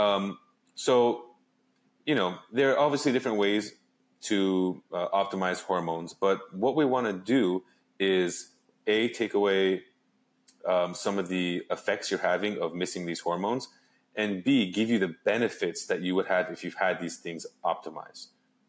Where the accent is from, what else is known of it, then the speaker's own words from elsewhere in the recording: Los Angeles, California, United States; also born or lived in Arizona; I grew up in Los Angeles.